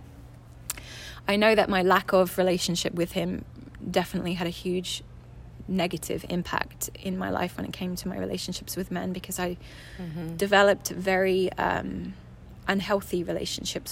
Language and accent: English; England, United Kingdom; also born or lived in California; I was born in California, moved back to England when I was 2 with my sister. She was 4 and my mom, and had a kind of bi-continental relationship with my dad, where I would see him for 2 months every summer and then every other Christmas. And grew up for the most part with my mum